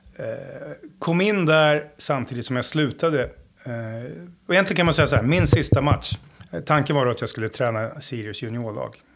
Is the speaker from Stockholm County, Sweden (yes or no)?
yes; Stockholm, Stockholm County, Sweden; moved away as an adult; now in Jönköping, Sweden; Jag är ju från Stockholm från början. En förort, Jakobsberg, Söderhöjden.